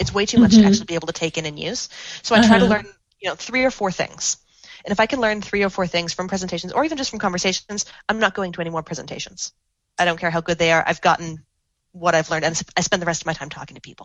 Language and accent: English; Canada; I'm a Canadian